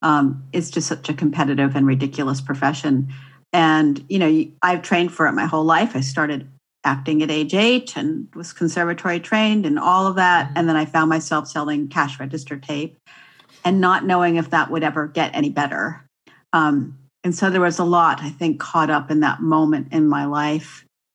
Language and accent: English; Santa Barbara, California, United States; moved away; how it felt to live in Southern California, which I spent most of my early years in. I grew up in Santa Barbara.